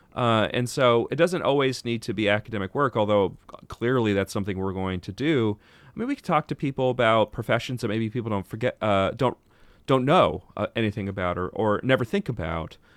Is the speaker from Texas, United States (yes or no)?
yes; Texas, United States; moved away; I'm from Texas originally